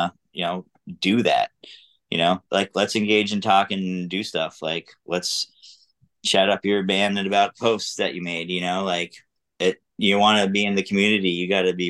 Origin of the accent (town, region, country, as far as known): Brattleboro, Vermont, United States; born or raised there